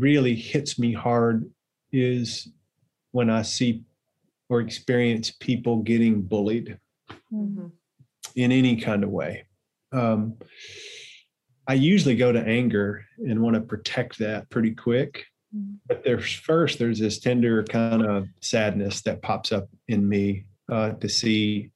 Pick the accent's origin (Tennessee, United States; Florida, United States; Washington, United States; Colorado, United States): Tennessee, United States; I grew up here in Tennessee in a little small town